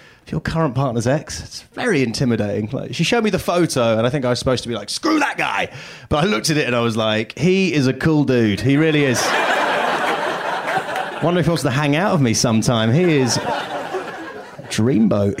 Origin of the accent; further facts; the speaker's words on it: United Kingdom; moved away as an adult; now in Los Angeles, United States; I'm from the UK. This is my accent.